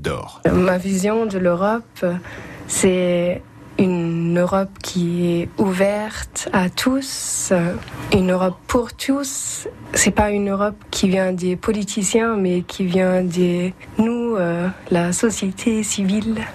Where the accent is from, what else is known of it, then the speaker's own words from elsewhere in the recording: Bremen, Germany; French is a second language; moved away as an adult; now in Chevigny-Saint-Sauveur, France; je viens de Brême, c'est au nord de l'Allemagne